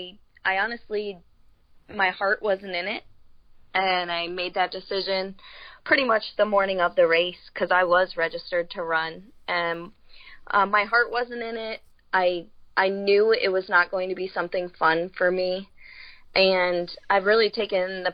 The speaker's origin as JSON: {"language": "English", "region": "Florida", "country": "United States", "said": "I'm from Florida"}